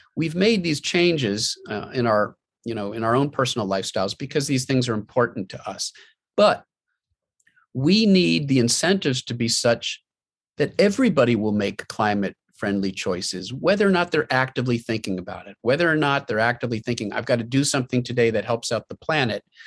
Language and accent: English; Pennsylvania, United States; my home state of Pennsylvania